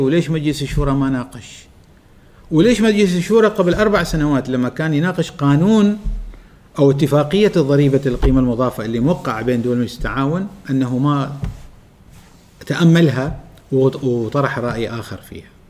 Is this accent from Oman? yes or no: yes; Oman; عندنا في عمان